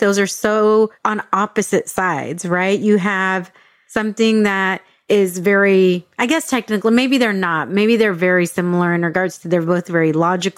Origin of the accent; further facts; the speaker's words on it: San Diego, California, United States; first language English; Me growing up in San Diego